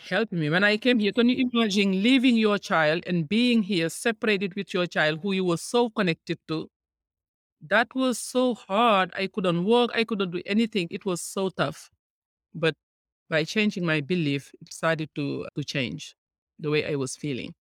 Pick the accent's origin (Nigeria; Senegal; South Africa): Senegal; moved away as an adult; now in United States; I am from Senegal, West Africa